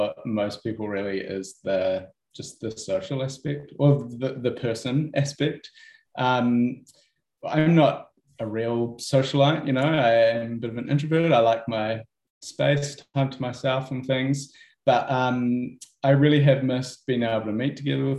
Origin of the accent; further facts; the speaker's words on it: Wellsford, Auckland, New Zealand; also born or lived in South Island; I grew up in Wellsford as well